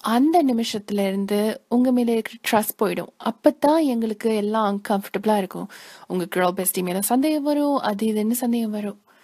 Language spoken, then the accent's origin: Tamil; United States; நான் இங்கே யுனைடெட் ஸ்டேட்ஸ்லேயே பிறந்து வளர்ந்த பொண்ணு